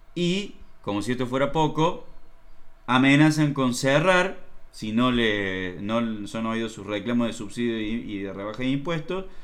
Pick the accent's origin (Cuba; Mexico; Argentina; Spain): Argentina; acá en la Argentina